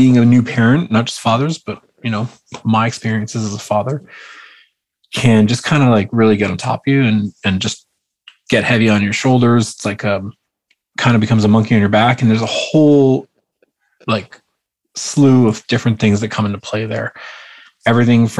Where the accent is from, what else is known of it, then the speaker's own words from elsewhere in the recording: Vancouver, British Columbia, Canada; Vancouver, British Columbia. So it's West Coast.